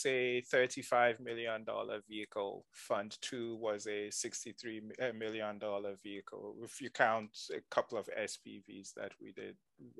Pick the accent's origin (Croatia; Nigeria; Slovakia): Nigeria; moved away as an adult; also born or lived in Ghana; now in United States; During the oil boom, my dad got a job in Nigeria. And so he moved the family to Nigeria. And so I grew up in Nigeria